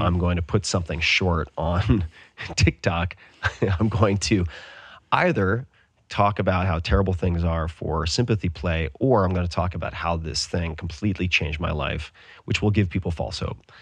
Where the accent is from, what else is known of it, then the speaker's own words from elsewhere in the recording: Austin, Texas, United States; also born or lived in Bay Area; my hometown of Austin